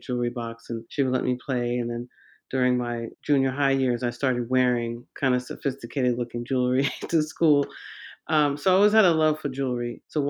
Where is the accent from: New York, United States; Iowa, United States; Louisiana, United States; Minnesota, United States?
New York, United States; Central Islip; I grew up in Long Island in Central Islip, born and raised there.